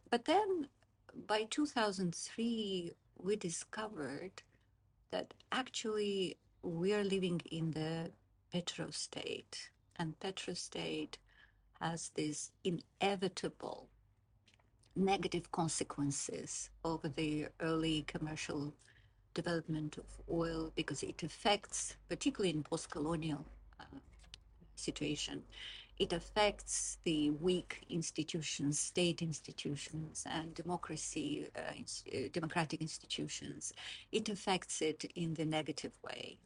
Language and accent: English; Baku, Azerbaijan; moved away as an adult; also born or lived in Moscow, Russia; now in Oxford, United Kingdom; I was born in Moscow, but I grew up in Baku, Azerbaijan